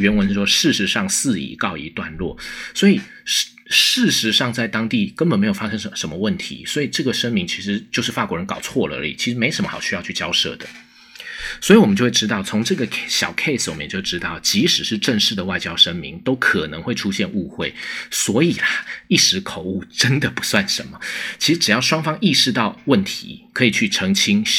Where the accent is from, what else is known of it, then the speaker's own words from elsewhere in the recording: Taiwan; 美国驻军它其实不必然一定是一种我们台湾人会直觉上以为很好的那种事情